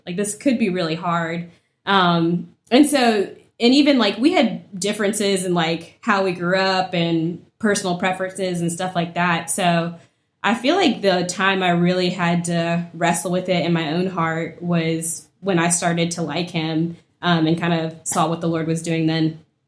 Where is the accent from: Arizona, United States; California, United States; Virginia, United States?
Virginia, United States; Woodbridge; So, I grew up in Woodbridge, Virginia. It's about thirty miles south of D C.